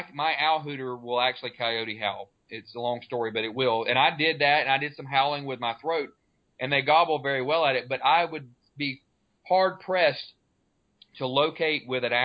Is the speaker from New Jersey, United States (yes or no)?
no; Florida, United States; I'm born and raised in Florida